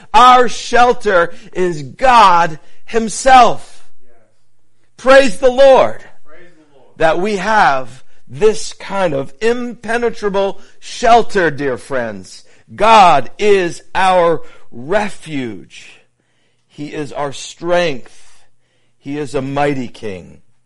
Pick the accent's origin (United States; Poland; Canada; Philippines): United States; New England; my time uh, growing up in New England